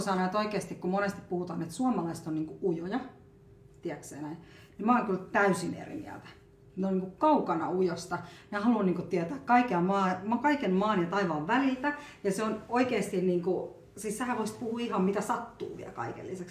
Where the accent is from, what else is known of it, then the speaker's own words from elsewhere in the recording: Finland; also born or lived in India; mä oon oikeasti suomalainen